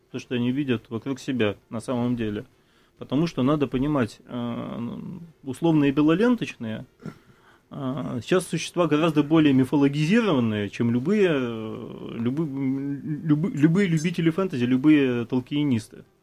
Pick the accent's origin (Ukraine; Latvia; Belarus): Latvia; now in Russia; после переезда э, в Россию мне пришлось достаточно... Я, я из Латвии. Латвия страна Европейского Союза